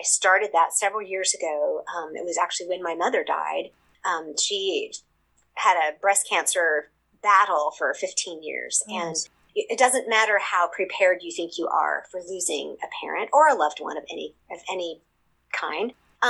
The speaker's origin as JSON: {"language": "English", "region": "Seoul", "country": "South Korea", "tie": "born or raised there", "said": "I describe them because I'm a missionary kid. I grew up in Seoul, Korea, actually."}